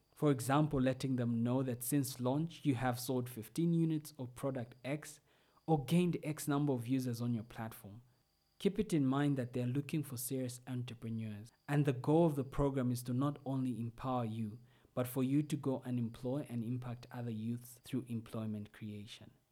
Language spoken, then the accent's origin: English; Zambia; ninety-six were from Zambia, which is my home country.